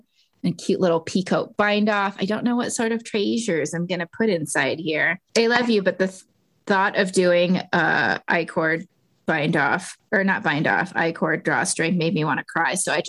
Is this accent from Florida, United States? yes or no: no; Texas, United States; moved away; I was born in Texas, and as much as I don't think I could move back